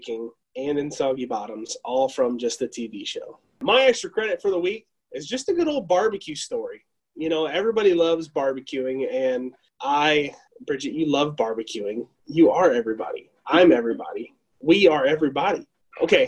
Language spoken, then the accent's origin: English; United States; I'm American and I'm very, very proud to be an American